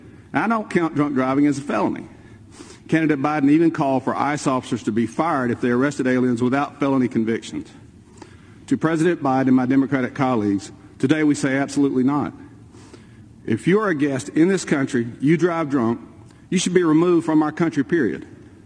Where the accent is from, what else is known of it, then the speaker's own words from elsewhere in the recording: Enterprise, Alabama, United States; There was a newlywed couple from my hometown of Enterprise, Alabama